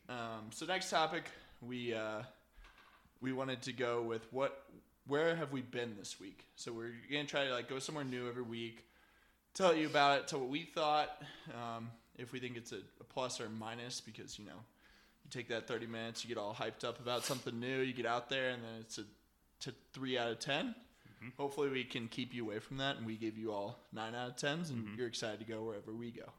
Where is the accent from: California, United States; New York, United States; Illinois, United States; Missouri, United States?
Missouri, United States; Kansas City; now in Denver, United States; we are both originally from Kansas City, Missouri